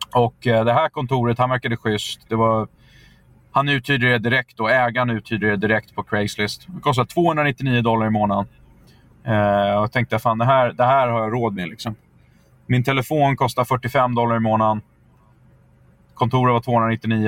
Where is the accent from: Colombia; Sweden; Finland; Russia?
Sweden; moved away as an adult; also born or lived in United States; som svensk